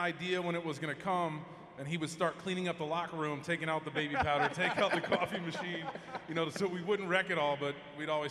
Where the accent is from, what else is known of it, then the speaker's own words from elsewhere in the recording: Marietta, Georgia, United States; In 1985, I grew up in Marietta, Georgia.